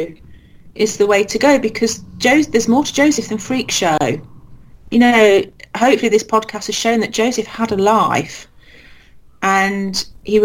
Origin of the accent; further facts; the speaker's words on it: Leicester, East Midlands, United Kingdom; my hometown